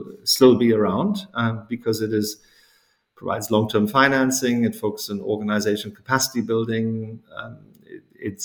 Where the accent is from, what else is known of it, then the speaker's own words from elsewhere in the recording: South Africa; moved away; growing up in South Africa at that time as a teenager